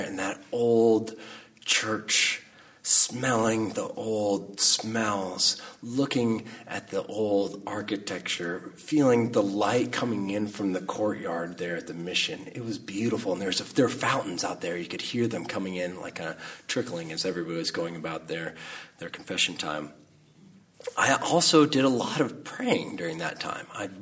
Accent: Salinas, California, United States; also born or lived in Carmel, California; the summer before I started seventh grade, my mom married my stepfather, and we moved from Salinas, California to Carmel

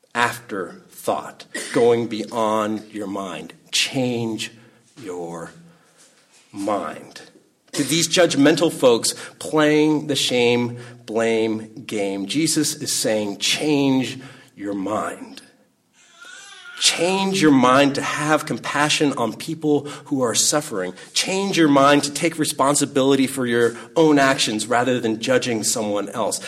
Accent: Salinas, California, United States; I grew up up in Salinas

